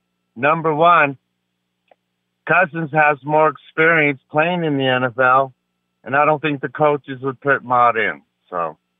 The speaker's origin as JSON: {"language": "English", "town": "Denver", "region": "Colorado", "country": "United States", "tie": "born or raised there", "said": "Yeah, I was born and raised in Denver."}